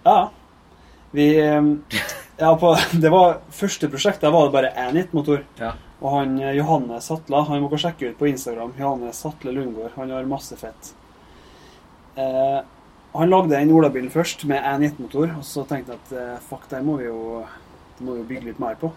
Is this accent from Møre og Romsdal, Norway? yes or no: yes; Averøy, Møre og Romsdal, Norway; moved away; jeg kommer fra Averøya. Der er fotball som er tingen